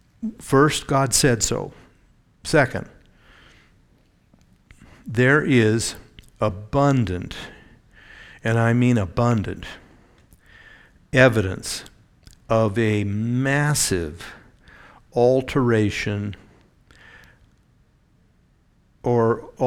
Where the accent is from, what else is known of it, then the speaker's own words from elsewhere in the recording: Eugene, Oregon, United States; But we'd go down to a place on the Oregon coast where a doctor in our church that I grew up in Eugene, had a big cabin there.